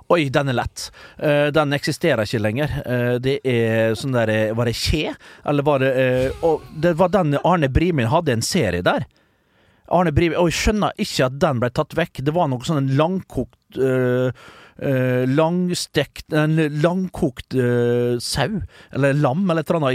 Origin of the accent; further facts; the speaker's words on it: Vestnes, Møre og Romsdal, Norway; hjemme på Vestnes